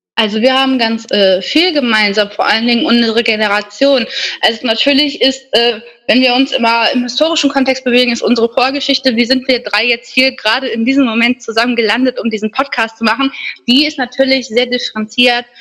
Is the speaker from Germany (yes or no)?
yes; Germany; dass wir hier zusammen in Deutschland aufgewachsen sind